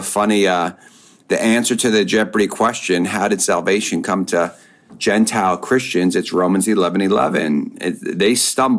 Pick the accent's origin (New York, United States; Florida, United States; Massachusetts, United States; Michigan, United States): New York, United States; Long Island; moved away; I grew up in Long Island